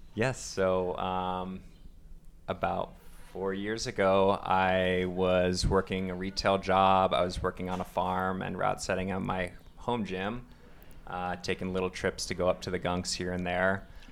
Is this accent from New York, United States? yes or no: yes; Long Island, New York, United States; moved away as an adult; originally I am coming from New York, out on Long Island